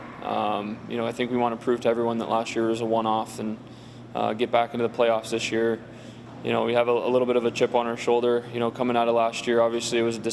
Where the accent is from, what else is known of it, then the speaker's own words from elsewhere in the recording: San Diego, California, United States; moved away; I'm from San Diego